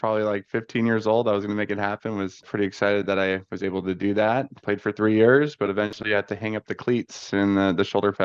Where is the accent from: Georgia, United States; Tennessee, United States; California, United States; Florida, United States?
California, United States; Ventura County; moved away as an adult; now in Arizona, United States; I'm from California, just north of LA, about 35, 40 minutes in Ventura County.